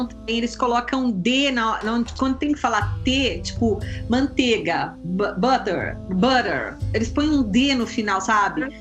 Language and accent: Portuguese; Brazil; Ele é bem carregado. Então, e eles adoram o sotaque da brasileira, que eles